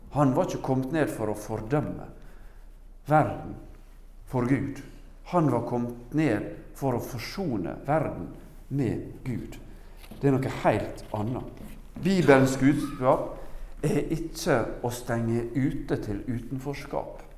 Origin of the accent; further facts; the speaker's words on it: Norway; Jeg er jo norsk